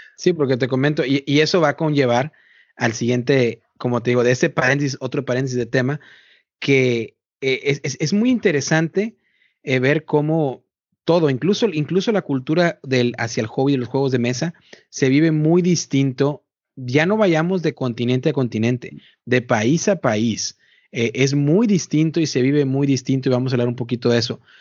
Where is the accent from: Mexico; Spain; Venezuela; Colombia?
Mexico; now in United States; yo soy mexicano